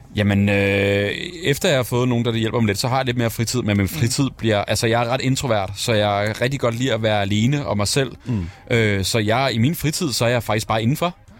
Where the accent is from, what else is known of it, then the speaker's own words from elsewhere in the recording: Værløse, Capital Region of Denmark, Denmark; jeg er vokset op med i Værløse